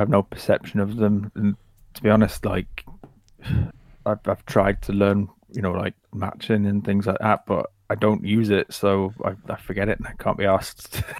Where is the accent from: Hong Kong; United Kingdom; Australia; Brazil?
United Kingdom; Blyth, North East England; I'm from Blyth, which is a little town in Northumberland, in the northeast.